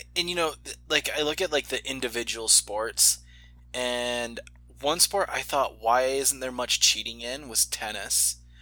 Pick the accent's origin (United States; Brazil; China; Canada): United States; I'm an American that didn't grow up with hockey